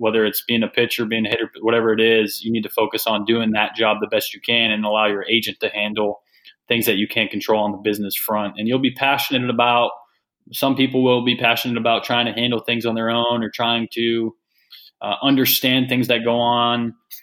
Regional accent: Massachusetts, United States; I was a kid from Massachusetts

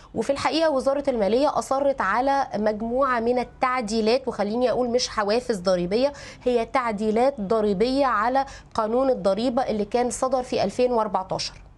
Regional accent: Egypt

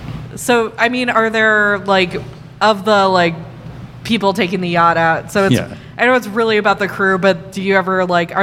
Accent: Chicago, Illinois, United States; getting to see my hometown

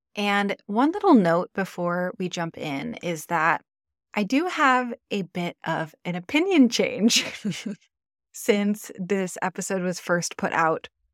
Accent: Michigan, United States; now in Maui, United States; I'm originally from Michigan, the Midwest

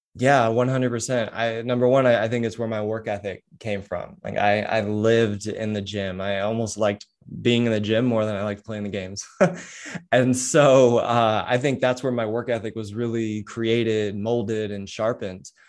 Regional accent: San Diego, California, United States; also born or lived in Huntington Beach; I'm from San Diego

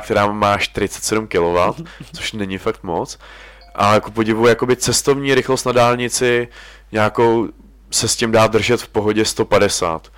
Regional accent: Czechia; we are from Czech Republic

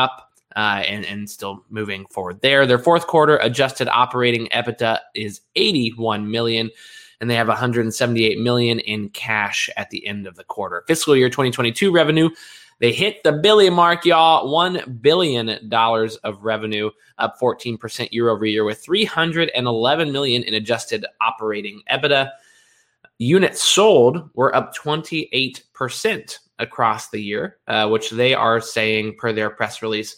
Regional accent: Kentucky, United States; the bluegrass state and my home state

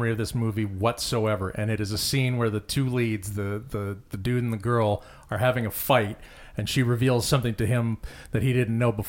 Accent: Phoenix, Arizona, United States; I came from Phoenix, which is not a small town, but it has that feel to it sometimes.

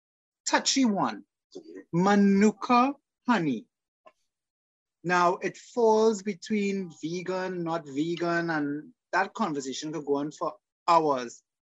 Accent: Trinidad & Tobago; I'm from Trinidad.

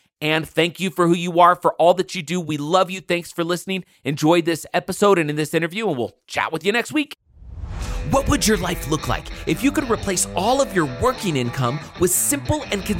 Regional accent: California, United States; I grew up in California, just right outside of Oakland. And I just grew up like a normal kid.

